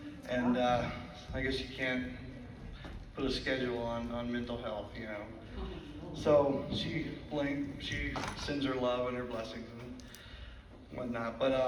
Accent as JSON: {"language": "English", "town": "Livingston", "country": "United States", "said": "I'm from Livingston."}